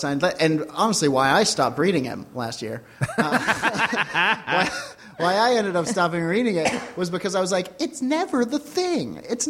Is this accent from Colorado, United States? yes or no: yes; Denver, Colorado, United States; I'm from Denver.